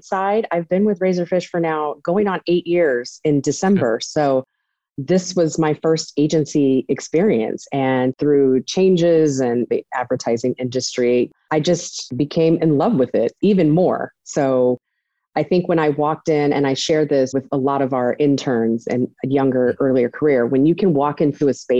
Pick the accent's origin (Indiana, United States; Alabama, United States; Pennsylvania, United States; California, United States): California, United States; Riverside; moved away as an adult; also born or lived in Los Angeles, California / New York; I was born and raised in Riverside, California